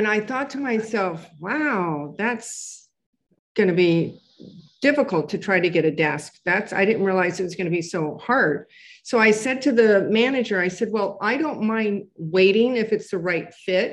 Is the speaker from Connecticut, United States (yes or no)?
no; Southern California, United States; moved away as an adult; now in New York City, United States; I was born here, but I was raised in Southern California, and I moved back to New York 22 years ago